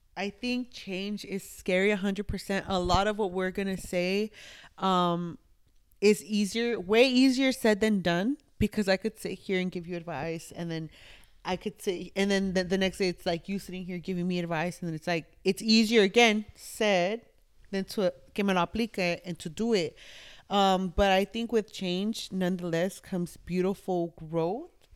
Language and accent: English; Los Angeles, California, United States; moved away; where I'm from, East L A. Born and raised, diehard East L